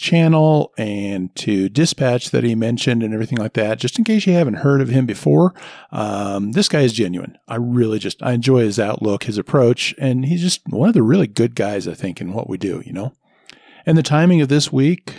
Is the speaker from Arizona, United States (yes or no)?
no; Nebraska, United States; now in Denver, United States; when I grew up in Nebraska